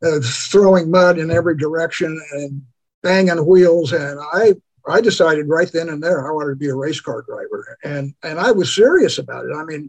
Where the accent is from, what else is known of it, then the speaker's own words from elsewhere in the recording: San Pedro, California, United States; I was born and raised in San Pedro, California